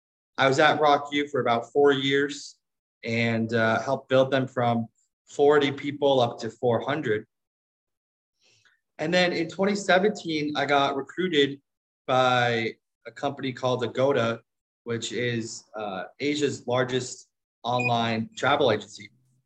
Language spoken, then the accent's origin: English; Midwest, United States; moved away as an adult; also born or lived in Stanford, California / New York / Silicon Valley / Mexico; now in Puerto Rico; Yeah, I spent the last few years living in different emerging markets, but originally from the US, I grew up in the Midwest and then did my undergrad and my master's at Stanford